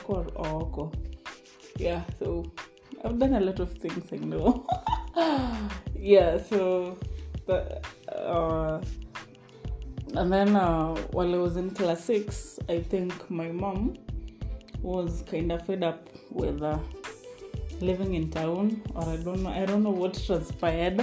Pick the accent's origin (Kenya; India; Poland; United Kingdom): Kenya; Naivasha, Nakuru County; also born or lived in Eldoret, Kenya; all of my life, my childhood, I was raised in Naivasha.